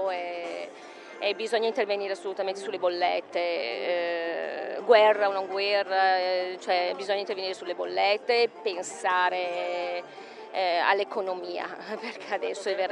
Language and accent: Italian; Brescia, Lombardy, Italy; Da Brescia.